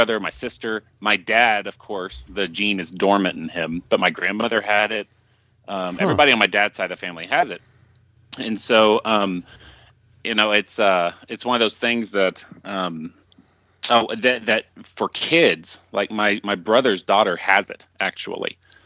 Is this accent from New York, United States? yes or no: no; Dallas, Texas, United States; moved away; I'm originally from Dallas